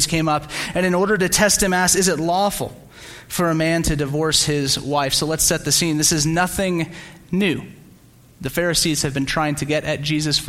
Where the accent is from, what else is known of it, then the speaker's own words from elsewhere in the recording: Slidell, Louisiana, United States; moved away; also born or lived in San Diego, California; I grew up in Slidell, Louisiana, which is a small town just outside New Orleans.